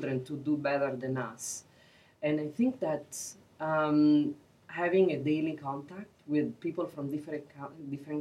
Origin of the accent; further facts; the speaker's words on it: Italy; English is a second language; moved away as an adult; also born or lived in Peru; now in United States; I'm an immigrant myself. I am originally from Italy, and then I graduated from university. I worked a few years in Italy, and then I moved to Peru